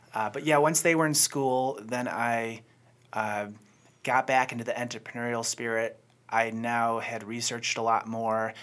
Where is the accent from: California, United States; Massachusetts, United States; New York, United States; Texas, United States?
New York, United States; Buffalo; moved away as an adult; now in Charlotte, United States; I'm originally from Buffalo